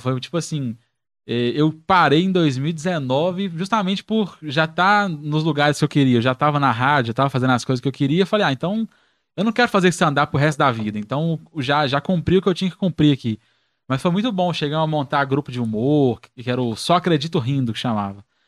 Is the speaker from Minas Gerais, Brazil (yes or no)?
yes; Belo Horizonte, Minas Gerais, Brazil; eu sou do Teixeira Dias, né? Moro no Teixeira Dias, no Barreiro